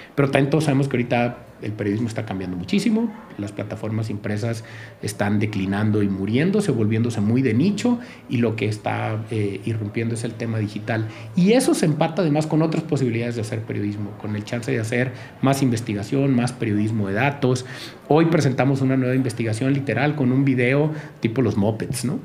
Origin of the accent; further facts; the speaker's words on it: Sinaloa coast, Mexico; moved away as an adult; also born or lived in Guamúchil / Culiacán; Yo nada más nací allí, pero crecí en la costa sinaloense y luego hice la, la prepa en Culiacán